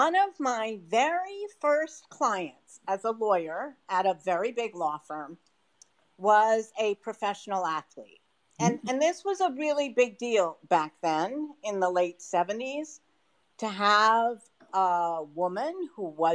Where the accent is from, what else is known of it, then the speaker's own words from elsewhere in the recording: outside of Boston, Massachusetts, United States; I grew up outside of Boston